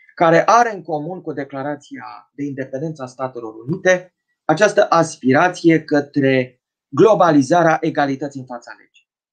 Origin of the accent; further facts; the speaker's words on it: Romania; ca români